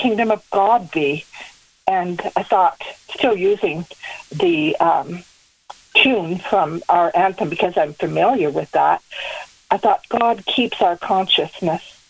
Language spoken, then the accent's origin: English; Canada; as a Canadian